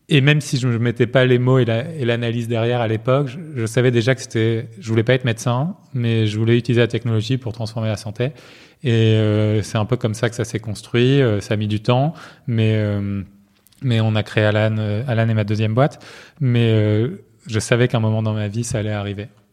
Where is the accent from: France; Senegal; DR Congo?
France; Marseille, Provence-Alpes-Côte d'Azur; moved away as an adult; also born or lived in Paris; j'ai grandi à Marseille